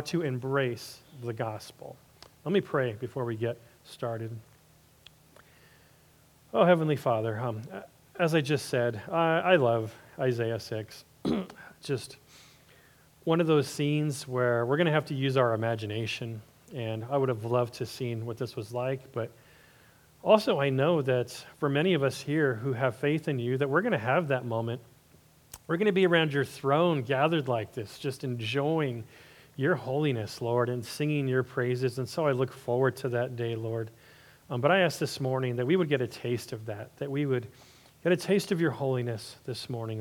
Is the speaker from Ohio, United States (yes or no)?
no; Los Angeles, California, United States; my hometown of Hollywood